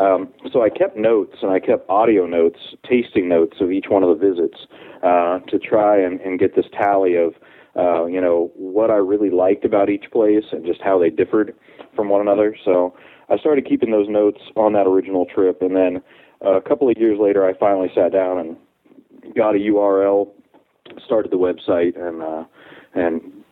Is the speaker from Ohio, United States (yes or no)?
yes; Ohio, United States; moved away as an adult; also born or lived in New Orleans, Louisiana; now in Texas, United States; I'm originally from Ohio, and I went to college in New Orleans at Tulane.